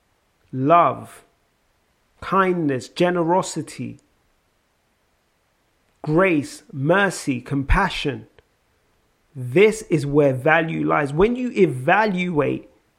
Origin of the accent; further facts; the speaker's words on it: London, United Kingdom; accent: South London; my South London accent